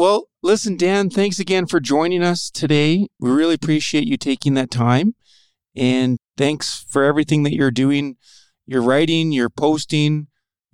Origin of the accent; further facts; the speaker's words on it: Saskatoon, Saskatchewan, Canada; I am actually from Saskatchewan, grew up in Saskatoon, Saskatchewan.